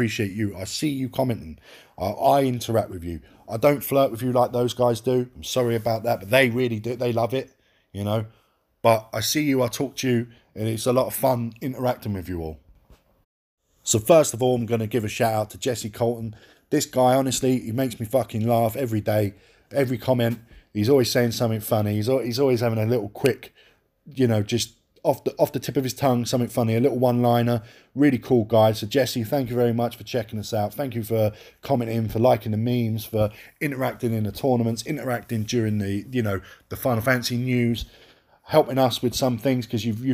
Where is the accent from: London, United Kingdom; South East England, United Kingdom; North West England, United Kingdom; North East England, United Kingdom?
London, United Kingdom; I am from London